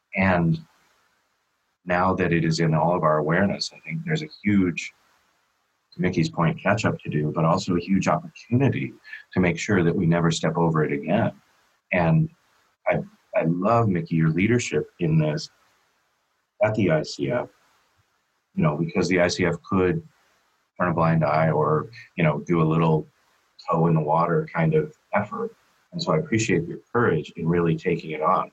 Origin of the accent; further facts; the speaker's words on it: San Diego, California, United States; my hometown here in San Diego, California